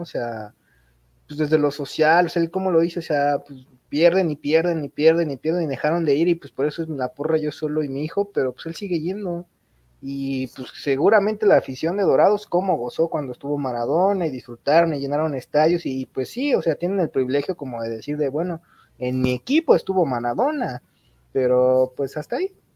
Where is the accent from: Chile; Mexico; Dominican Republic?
Mexico; como mexicano